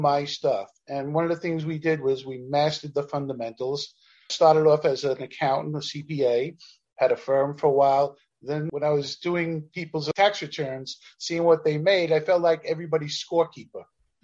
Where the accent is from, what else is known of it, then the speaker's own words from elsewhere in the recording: New York City, New York, United States; I was a kid from Canarsie, Brooklyn